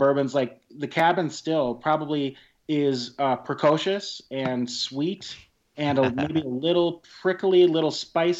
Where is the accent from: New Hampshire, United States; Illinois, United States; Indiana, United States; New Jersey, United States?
Indiana, United States; Southern; now in Minnesota, United States; growing up in Southern Indiana and visiting since I moved to Minnesota in 91